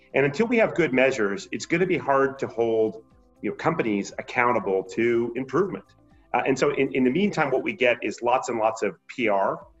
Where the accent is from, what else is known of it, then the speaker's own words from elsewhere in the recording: Montreal, Quebec, Canada; now in Portland, United States; I grew up in Montreal